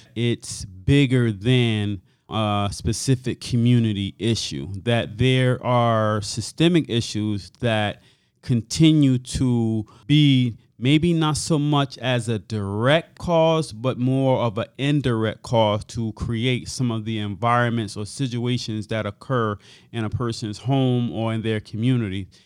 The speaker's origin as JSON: {"language": "English", "town": "Hartford", "region": "Connecticut", "country": "United States", "tie": "born or raised there", "said": "I grew up on Earl Street, and Earl Street, I would say, in the early seventies"}